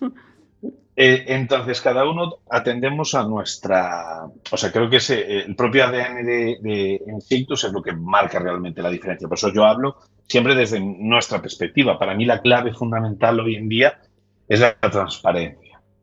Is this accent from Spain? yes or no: yes; Lugo, Galicia, Spain; yo que soy de Lugo